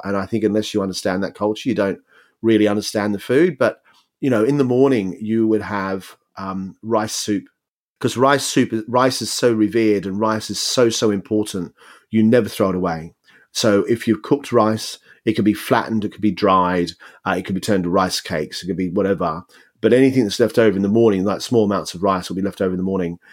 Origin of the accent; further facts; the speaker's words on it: Australia; moved away as an adult; also born or lived in United Kingdom; I came from Australia where anything goes